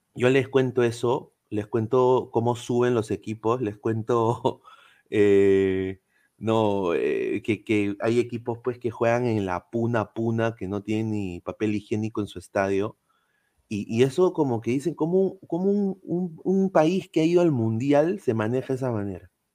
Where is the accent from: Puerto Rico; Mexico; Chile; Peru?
Peru; somos los peruanos